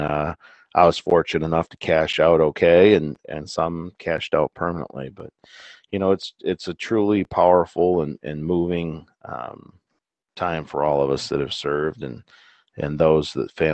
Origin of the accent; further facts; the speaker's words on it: United States; as an American